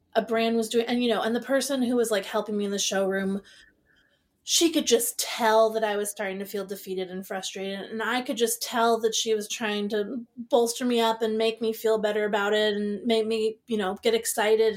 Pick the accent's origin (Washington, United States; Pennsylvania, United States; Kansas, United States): Washington, United States; Seattle; I grew up in Seattle